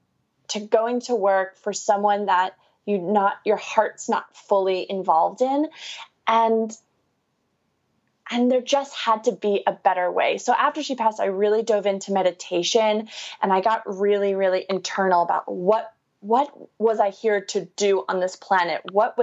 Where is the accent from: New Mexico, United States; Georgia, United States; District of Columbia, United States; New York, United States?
New York, United States; So I'm from New York, born and raised. You can't tell by my lovely accent. No. I like to think I don't have it anymore, but sometimes when I talk really fast, it comes out.